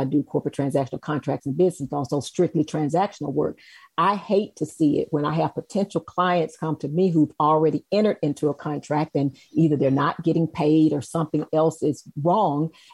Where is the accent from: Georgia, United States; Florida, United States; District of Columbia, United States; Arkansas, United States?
Georgia, United States; Macon; moved away; So I'm originally born and raised in Macon, Georgia.